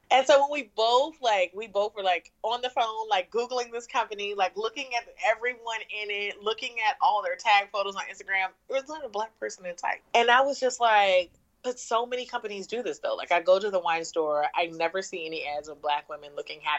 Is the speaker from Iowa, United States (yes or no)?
no; Richmond, Virginia, United States; also born or lived in Norfolk, Virginia; I'm originally from Richmond, Virginia. I went to ODU, Old Dominion University in Norfolk, Virginia